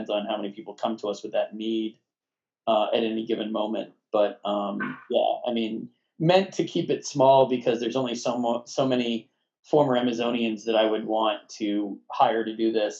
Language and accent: English; Northeast, United States; moved away as an adult; also born or lived in Brooklyn, New York; now in Massachusetts, United States; I'm from the Northeast. I always planned on moving back here to be closer to family